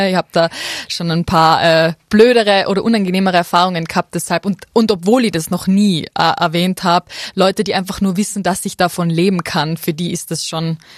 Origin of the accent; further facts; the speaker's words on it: Absam, Tyrol, Austria; also born or lived in Ötztal; Na, also ursprünglich aufgewachsen bin ich tatsächlich in Absam, ähm, und also ich bin auf die Welt gekommen im Ötztal.